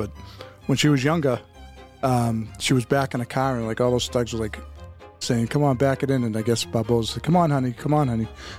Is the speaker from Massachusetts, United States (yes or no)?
yes; Boston, Massachusetts, United States; I grew up in Day Square, and I grew up in a bar down on Border Street. So, in East Boston